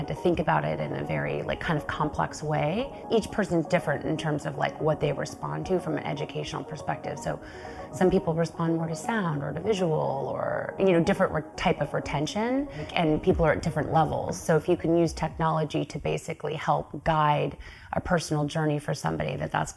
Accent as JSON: {"language": "English", "town": "Santa Monica", "region": "California", "country": "United States", "tie": "born or raised there", "said": "I was born in Santa Monica. I was raised here"}